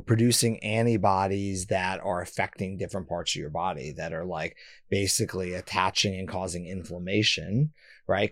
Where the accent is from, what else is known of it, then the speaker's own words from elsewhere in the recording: Boston, Massachusetts, United States; I was born in Boston